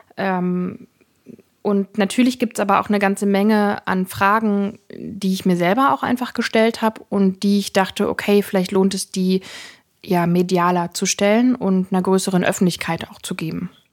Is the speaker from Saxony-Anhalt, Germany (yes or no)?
yes; Saxony-Anhalt, Germany; ich bin in Ostdeutschland geboren, aufgewachsen, lebe in Ostdeutschland.